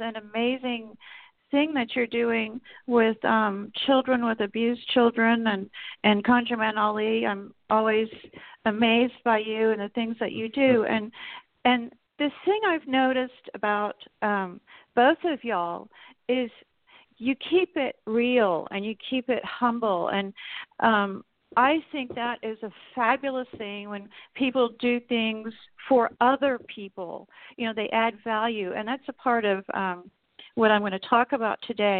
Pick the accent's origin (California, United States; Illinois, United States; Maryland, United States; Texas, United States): Texas, United States; now in Oklahoma, United States; I was raised in Texas